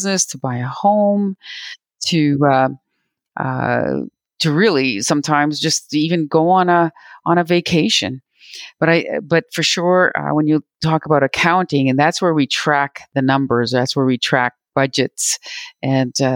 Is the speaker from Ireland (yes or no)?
no; Robinson Huron Treaty area, Ontario, Canada; also born or lived in Manitoba; I'm speaking to you from Treaty 1 territory in Manitoba, but I'm originally from the Robinson Huron Treaty area. That's where my home is, in Ontario.